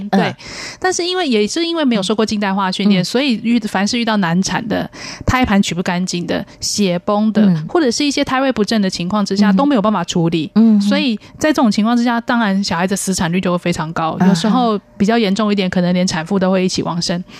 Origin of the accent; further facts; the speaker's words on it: Taipei, Taiwan; 我是台北长大的，